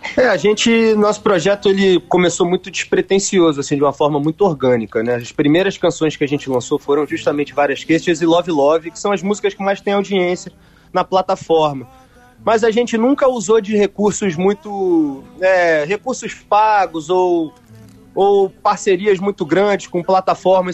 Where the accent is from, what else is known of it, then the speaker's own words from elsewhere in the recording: Rio de Janeiro, Brazil; also born or lived in Bahia; a gente é carioca com o pé na Bahia